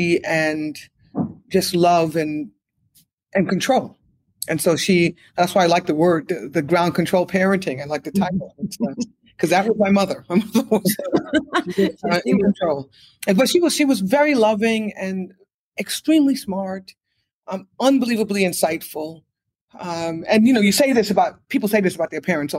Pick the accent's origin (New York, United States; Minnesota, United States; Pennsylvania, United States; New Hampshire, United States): New York, United States; New York City; We grew up on the Lower East Side of Manhattan